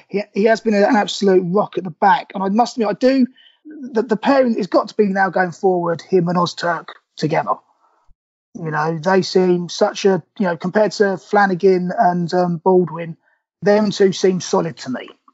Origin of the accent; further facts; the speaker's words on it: Milton Keynes, South East England, United Kingdom; I born and raised in Milton Keynes. My parents from Sunderland